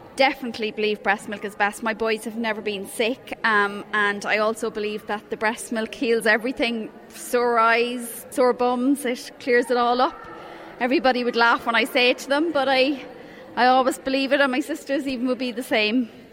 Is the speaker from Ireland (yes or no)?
yes; Cork, Munster, Ireland; now in Drogheda, Ireland; I knew nobody in Drogheda because I'm originally from Cork